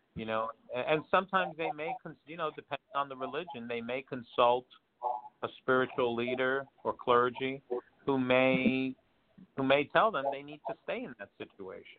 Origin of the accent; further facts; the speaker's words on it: New York, United States; moved away; I'm originally from New York